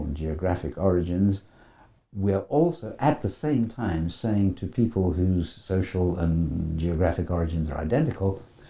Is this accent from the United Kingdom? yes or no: yes; United Kingdom; You know, me as sort of educated Brit and you as educated Canadian.